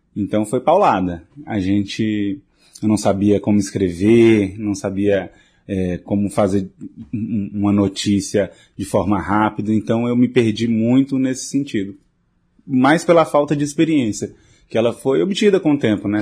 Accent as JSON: {"language": "Portuguese", "region": "interior of Tocantins state", "country": "Brazil", "moved": "yes", "said": "eu que vim do interior do estado do Tocantins, de uma cidade de 4 mil habitantes"}